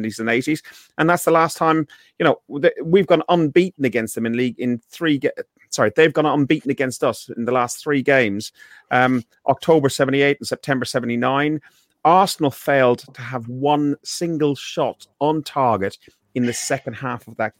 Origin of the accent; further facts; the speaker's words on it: Ireland; I'm Irish